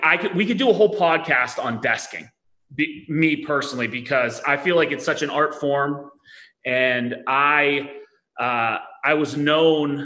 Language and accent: English; Pittsburgh, Pennsylvania, United States; I'm from Pittsburgh, Pennsylvania, born and raised